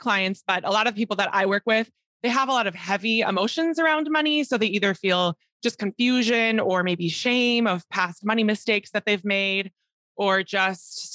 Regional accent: Minneapolis, Minnesota, United States; moved away as an adult; also born or lived in Spain / Mexico / Colombia; I moved back to Minneapolis, where I'm originally from

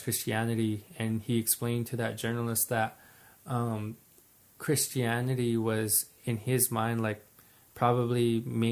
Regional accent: New Mexico, United States; I was born on my reservation

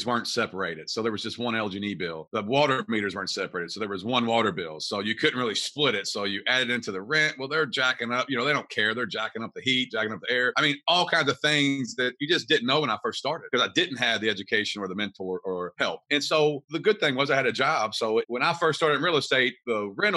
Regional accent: Kentucky, United States; I'm from Kentucky, all through Kentucky

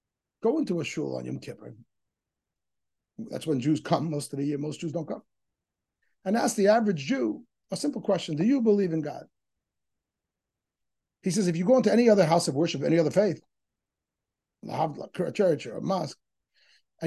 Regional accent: New York City, New York, United States; when I was a kid growing up in Crown Heights

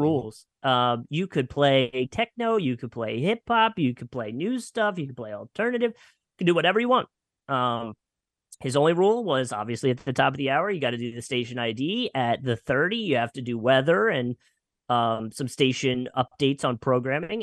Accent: Lansdale, Pennsylvania, United States; now in Jacksonville, United States; I grew up in a little town north of Philadelphia called Lansdale, Pennsylvania

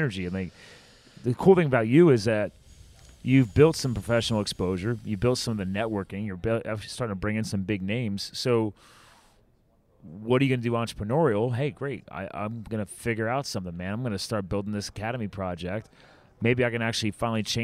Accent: New Jersey, United States; I was born in Jersey

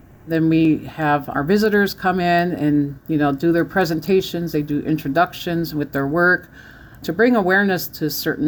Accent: Red Lake, Minnesota, United States; born there; Keweenaw Bay Indian Community, where my dad is from, located in the Upper Peninsula of Michigan, and I was born in Red Lake, Minnesota, where my mom is from.

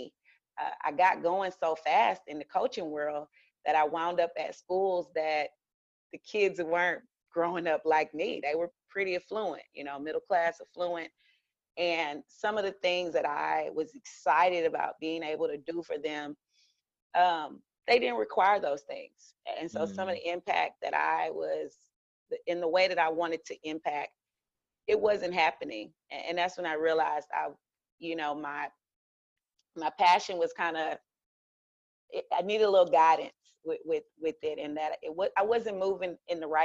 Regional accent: Houston, Texas, United States; I was born in Houston, raised by my grandparents

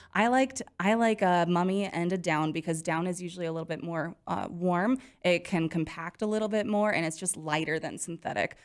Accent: Montana, United States; now in Wyoming, United States; I grew up in Montana

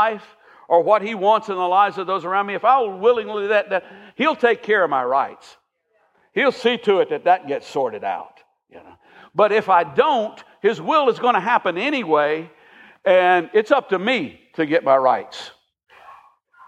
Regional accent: United States; As an American

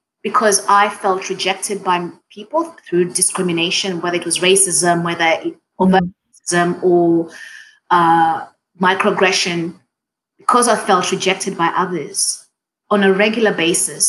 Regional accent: Kenya; first language Swahili; English is a second language; moved away as an adult; now in Australia; as a Kenyan Australian

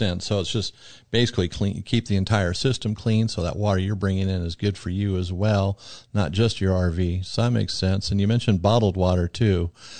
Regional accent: Arizona, United States; I'm from Arizona where water's, you know, a tremendous problem.

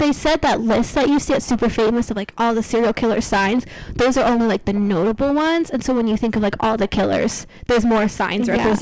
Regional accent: Aspen, Colorado, United States; moved away; my hometown

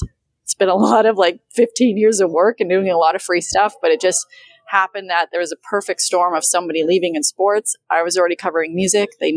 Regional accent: Saskatchewan, Canada; now in Toronto, Canada; I'm from the middle of Saskatchewan

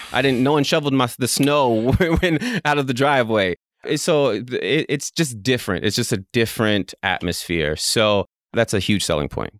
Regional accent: Fort Smith, Arkansas, United States; born and raised in Fort Smith, Arkansas

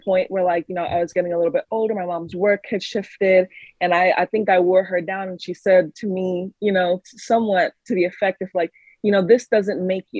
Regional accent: Texas, United States; moved away as an adult; also born or lived in New York; I lived in Texas prior to, I grew up somewhat in Texas. Then I came to New York for college

